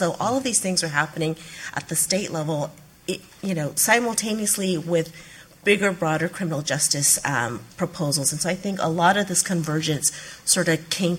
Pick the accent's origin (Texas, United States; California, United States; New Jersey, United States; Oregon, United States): California, United States; San Francisco; I grew up in San Francisco near the Mission District